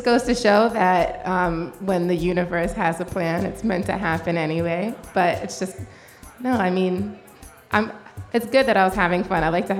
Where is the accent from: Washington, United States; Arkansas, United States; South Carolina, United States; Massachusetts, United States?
Massachusetts, United States; Cambridge; moved away as an adult; also born or lived in Trenton, New Jersey; now in Brooklyn, United States; So I was born in Trenton, Jersey. Okay. I grew up in Cambridge, Massachusetts.